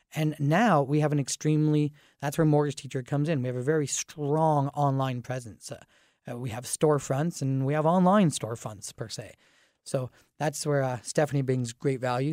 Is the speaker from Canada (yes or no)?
yes; Dorchester, Ontario, Canada; I grew up in Dorchester, which is a very small town atmosphere